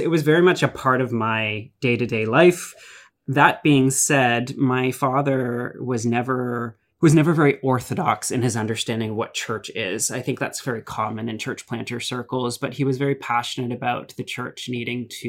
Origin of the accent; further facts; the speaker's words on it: Ajax, Ontario, Canada; also born or lived in British Columbia / Acton, Ontario; started his first church in Ajax Pickering Crossroads CRC, which was really sort of where most of my memories of church as a child are from